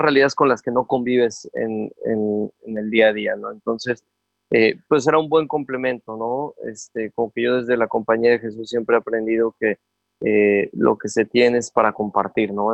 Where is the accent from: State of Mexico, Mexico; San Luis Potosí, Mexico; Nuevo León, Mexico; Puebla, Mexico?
Puebla, Mexico; papá, mamá de Veracruz, yo soy de Puebla. Este, por azares del destino, antes de que yo naciera, llegaron a Puebla a trabajar